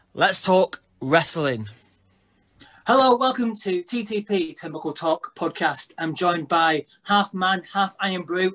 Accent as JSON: {"language": "English", "town": "Blackpool", "region": "North West England", "country": "United Kingdom", "said": "we're from Blackpool, which obviously is a wrestling town"}